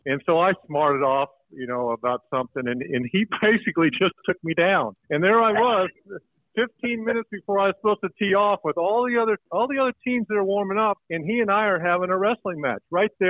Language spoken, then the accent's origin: English; Oklahoma, United States; And, you know, we're all from Oklahoma. We've all wrestled.